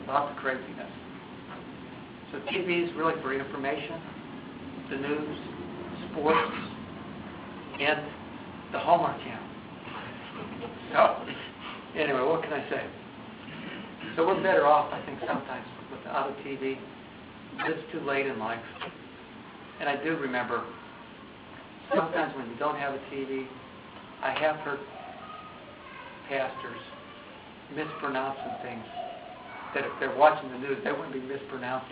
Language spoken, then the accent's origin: English; Midwest, United States; I'm a Midwesterner